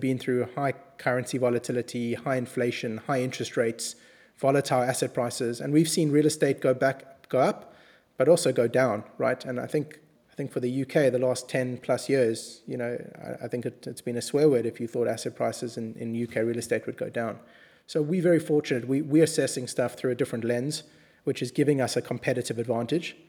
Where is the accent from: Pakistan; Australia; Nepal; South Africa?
South Africa; we come from South Africa